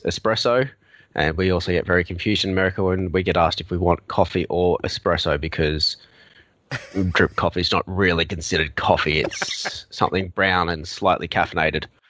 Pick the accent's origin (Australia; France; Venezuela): Australia; accent: Australian; now in Melbourne, Australia; as you may have already guessed from my accent, I'm Australian.